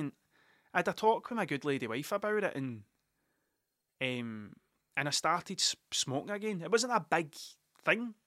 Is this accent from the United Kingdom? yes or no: yes; Scotland, United Kingdom; Scottish people aren't very good at telling things that they're good